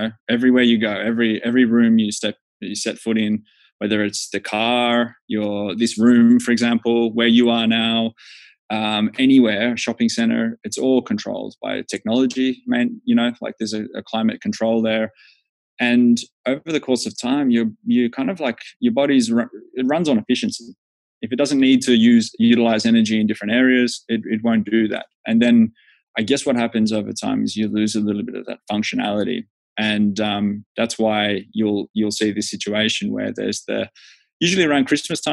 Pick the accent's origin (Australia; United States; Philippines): Australia; moved away as an adult; now in Finland; I'm Australian